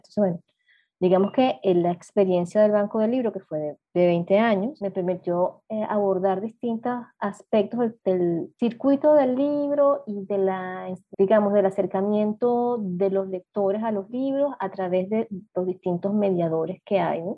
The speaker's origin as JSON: {"language": "Spanish", "area": "eastern coast of Venezuela", "region": "eastern Venezuela", "country": "Venezuela", "tie": "born or raised there", "also_born_or_lived": "Caracas", "said": "yo soy del interior del país, aunque yo nací en Caracas, crecí en provincia, en la costa"}